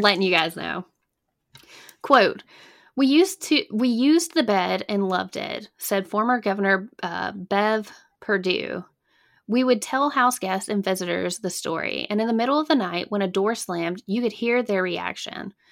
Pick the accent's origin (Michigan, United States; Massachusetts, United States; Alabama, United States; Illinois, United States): Alabama, United States; now in North Carolina, United States; I'm originally from A, Alabama. Born and raised